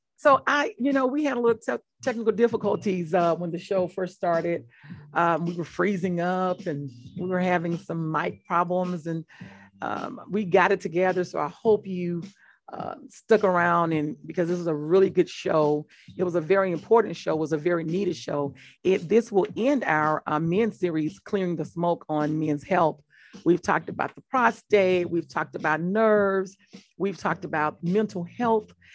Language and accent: English; Mississippi, United States; I'm from Mississippi and from being from Mississippi